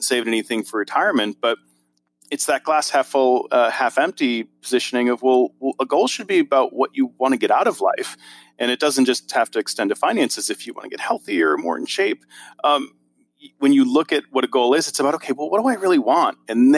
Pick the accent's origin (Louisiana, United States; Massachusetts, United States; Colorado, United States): Massachusetts, United States; Boston; I love SMART goals, and I'm from Boston, so I have to make sure the R is hard.